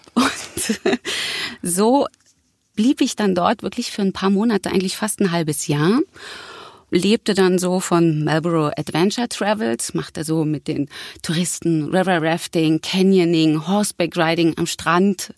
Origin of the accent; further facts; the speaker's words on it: Berlin, Germany; geboren in Berlin-Mitte. Das war mein Kiez